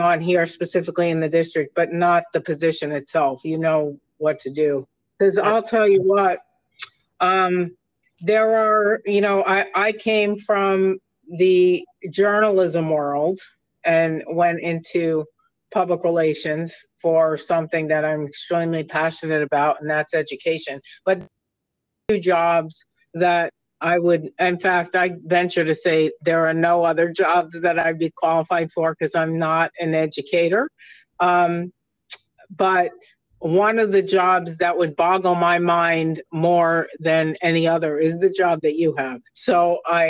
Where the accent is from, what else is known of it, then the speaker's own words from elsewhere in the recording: New York, United States; now in Palm Desert area, United States; I come from New York